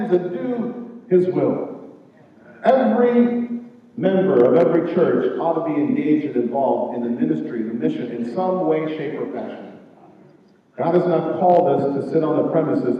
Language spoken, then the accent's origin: English; Jamaica; moved away; I'm from Jamaica